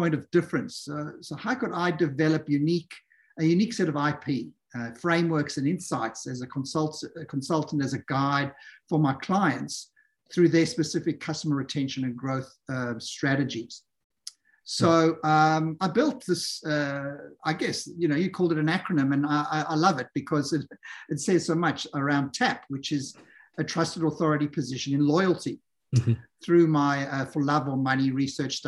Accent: South Africa; moved away; I'm South African originally

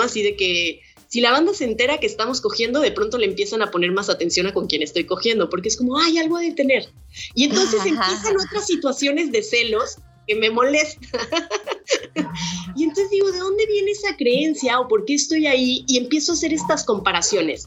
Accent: Guadalajara, Jalisco, Mexico; soy una morra mexicana, soy de Guadalajara

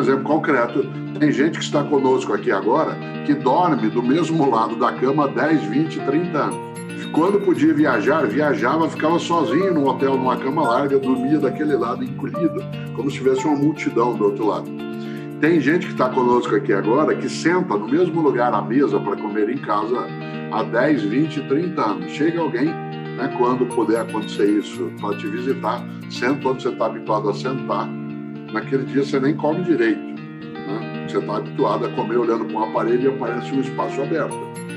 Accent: Londrina, Paraná, Brazil; now in São Paulo, Brazil

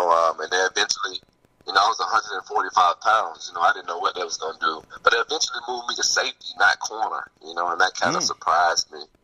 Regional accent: Opelika, Alabama, United States; I'm from Opelika, Alabama. Actually, the high school I went to was Beauregard High School.

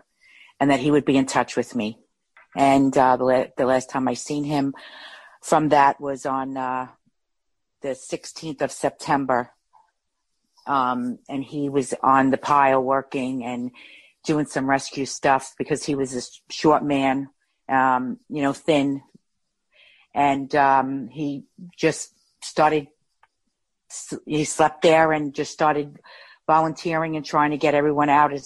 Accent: Jersey City, New Jersey, United States; I grew up in Jersey City, New Jersey

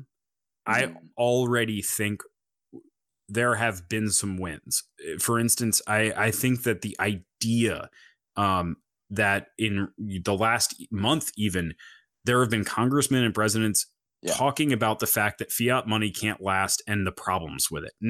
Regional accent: North Carolina, United States; from North Carolina, I think.

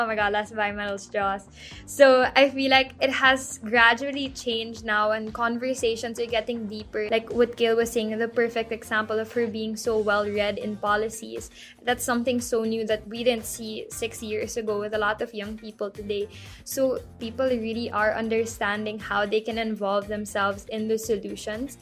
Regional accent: Philippines

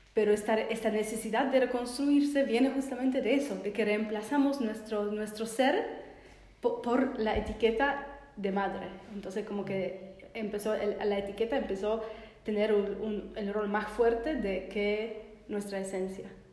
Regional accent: Poland; moved away as an adult; now in Argentina; soy de Polonia y me mudé para vivir acá

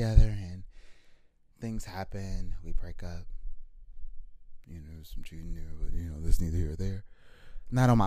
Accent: hometown about 45 minutes from Miami, Florida, United States; born or raised there; moved away as an adult; also born or lived in Tampa, Florida

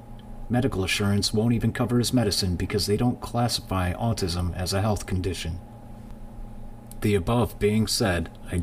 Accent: Johannesburg, Gauteng, South Africa; We're from Johannesburg, South Africa, and I just want to introduce us and our journey to everyone here.

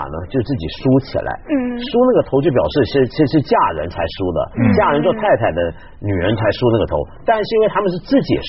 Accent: Shunde, Guangdong, China; 就是我的老家，我是广东顺德人嘛，我们顺德有一种很有名的传统，叫自梳女，

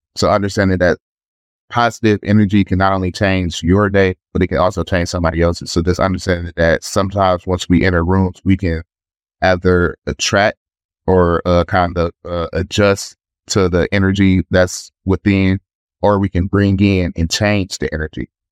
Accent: Detroit, Michigan, United States; I'm from Detroit, Michigan

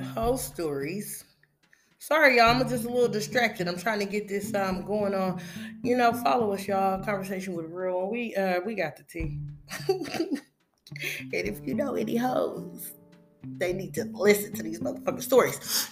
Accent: West Coast, United States; I'm from the West Coast

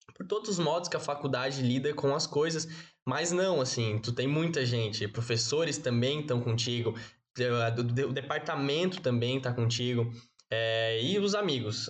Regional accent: Florianópolis, Santa Catarina, Brazil; moved away as an adult; now in Joinville, Brazil; Sou natural de Florianópolis

